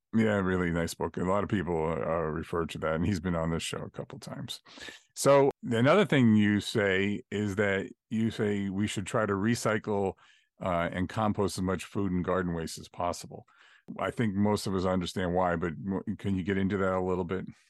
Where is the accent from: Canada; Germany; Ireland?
Ireland; I'm an Irishman